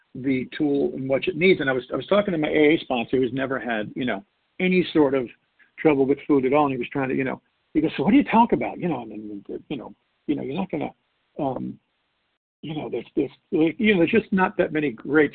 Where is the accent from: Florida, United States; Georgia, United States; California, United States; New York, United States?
New York, United States; I was born and raised in New York